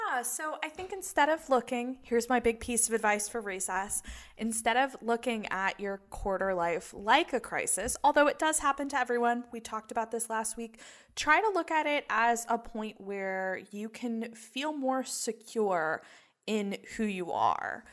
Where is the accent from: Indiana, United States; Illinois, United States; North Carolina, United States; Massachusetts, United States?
North Carolina, United States; Chapel Hill; I grew up in Chapel Hill